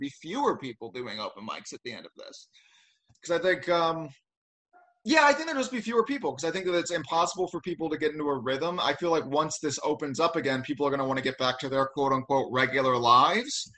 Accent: St. Louis, Missouri, United States; now in Los Angeles, United States; I'm from like a suburb of St. Louis

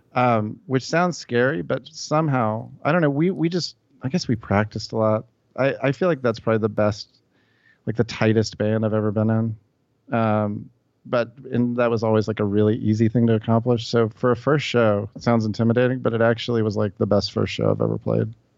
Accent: Memphis, Tennessee, United States; moved away as an adult; also born or lived in New York; I grew up in Memphis. I just, uh, I moved away from here when I was about eighteen

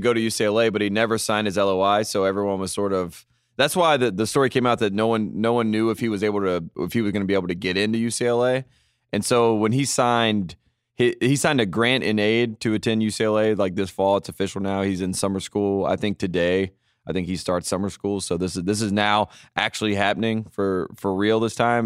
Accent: near Wake Forest, North Carolina, United States; my hometown is closer to Wake Forest, so I almost went to school in Wake Forest

